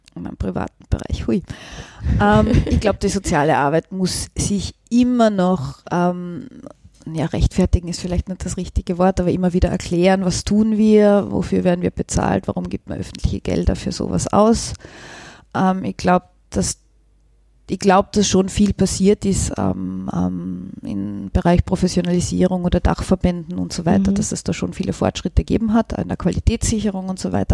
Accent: Völkermarkt, Carinthia, Austria; now in Vienna, Austria; meine Heimatstadt Völkermarkt

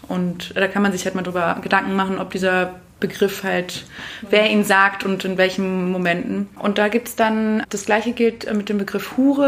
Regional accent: England, United Kingdom; also born or lived in Germany; now in Linz, Austria; komme gebürtig aus England, habe aber auch eine große Migrationsgeschichte hinter mir

